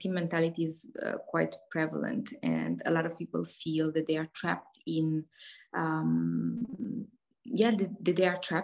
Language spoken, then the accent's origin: English; Romania; I am Romanian. I was born in Eastern European during the communist era